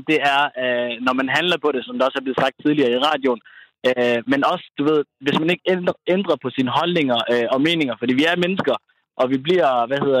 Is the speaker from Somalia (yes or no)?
yes; Somalia; now in Denmark; jeg kommer fra Somalia, jeg har boet i Danmark i så og så mange år, ja, vi spiser ris og bananer, øh, og der er sikkert mange, der griner derude, fordi vi somalier kan godt lide ris og bananer